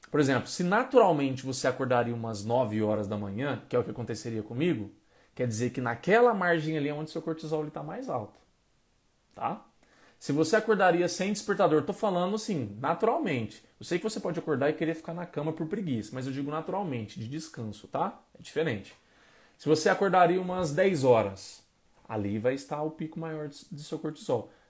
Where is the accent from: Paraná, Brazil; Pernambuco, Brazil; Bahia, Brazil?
Bahia, Brazil; Salvador; Falei, eu sou de Salvador, funciona melhor à noite.